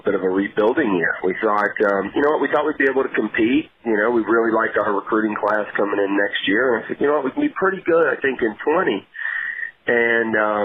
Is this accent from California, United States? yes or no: no; Memphis, Tennessee, United States; Memphis is home. I'm from here. I'm very close. Always been close to my family. My wife's family's from Memphis. So it's been a dream to be able to continue to coach in my hometown